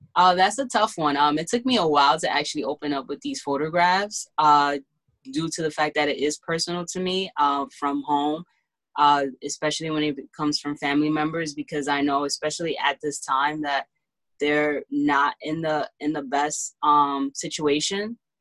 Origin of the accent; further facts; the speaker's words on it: Honduras; now in Bronx, United States; which I am from Honduras